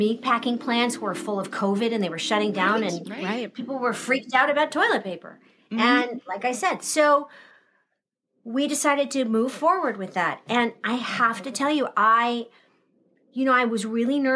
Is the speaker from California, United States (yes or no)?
yes; Southern California, United States; moved away as an adult; I grew up in Southern California. There's no water.